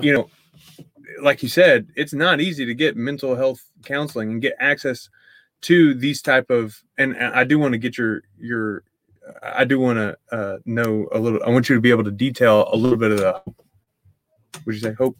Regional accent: East Texas, United States; I grew up in East Texas

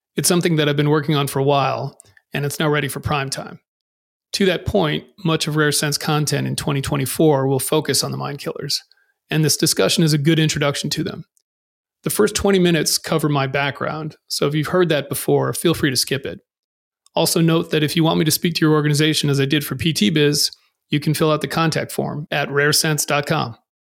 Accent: Massachusetts, United States; moved away as an adult; also born or lived in Boston / England; I grew up in Massachusetts

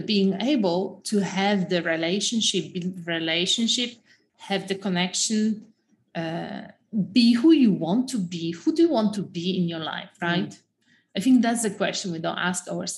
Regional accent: Poland; English is a second language; moved away as an adult; also born or lived in Austria / London; I come from Poland

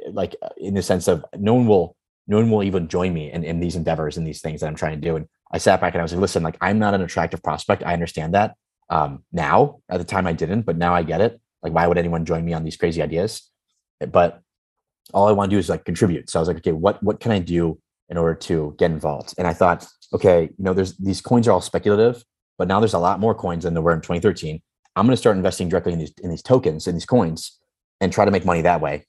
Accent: Chicago, Illinois, United States; I've known Dan Patterson, or Dan, since I was 6 years old. So we grew up together in Chicago

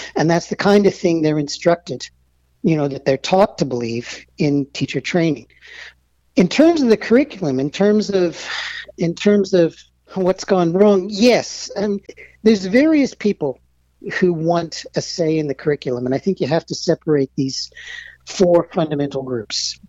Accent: Melbourne, Victoria, Australia; also born or lived in United States / Stanford; I grew up in Melbourne. Um, I'm American

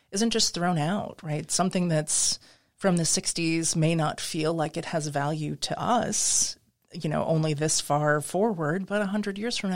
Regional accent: Midwest, United States; also born or lived in New England / Pacific Northwest; I grew up in the Midwest. I've lived in New England, Pacific Northwest.

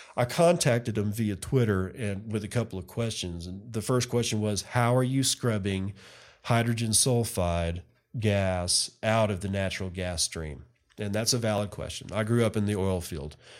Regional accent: West Texas, United States; I'm a redneck from West Texas

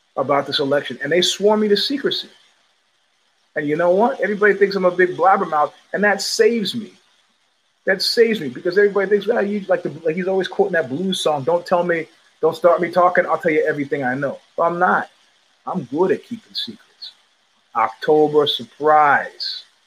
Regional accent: New York City, New York, United States; As a New Yorker

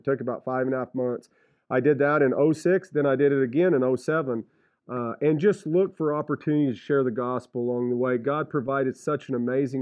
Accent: Reserve, New Mexico, United States; also born or lived in Paris, France; I grew up in Reserve in Catron County in the Gila National Forest.

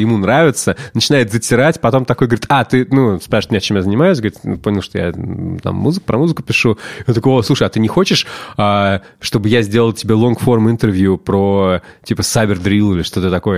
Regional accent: Russia; мы Russians

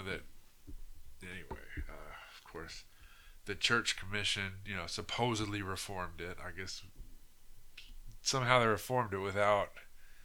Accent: United States; as an American

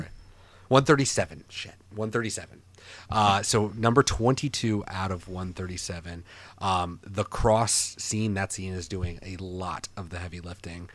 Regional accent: Portland, Oregon, United States; moved away; we're all from Portland

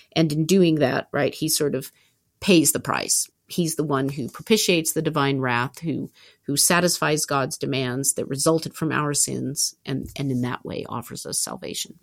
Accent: Southern California, United States; also born or lived in Berkeley, California; I went home immediately to my hometown in, in Southern California from Berkeley

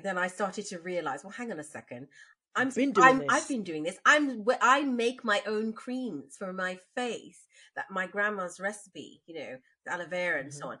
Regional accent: Bagotville, Essequibo Islands-West Demerara, Guyana; So I lived in Bagotville. We're from the West Bank, Demerara, where the sugar comes from.

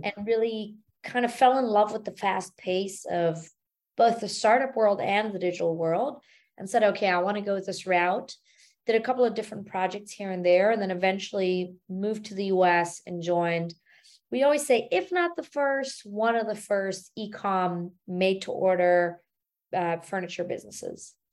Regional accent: Germany; moved away as an adult; now in United States; born and raised in Germany

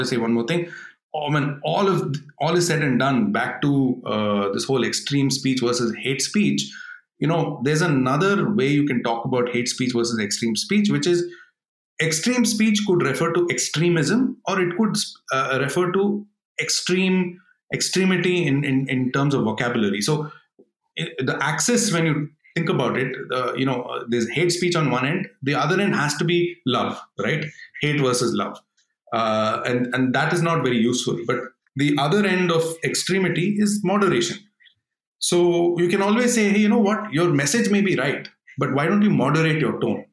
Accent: Bangalore, Karnataka, India; I grew up in Bangalore

